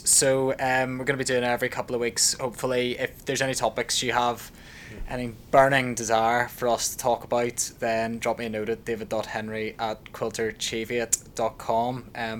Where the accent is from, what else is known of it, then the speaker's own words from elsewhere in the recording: Northern Ireland, United Kingdom; I'm from Northern Ireland